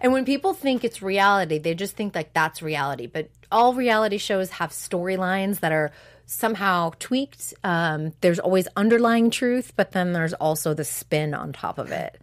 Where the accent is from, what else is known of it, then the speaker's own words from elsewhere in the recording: New England, United States; now in California, United States; I'm from New England.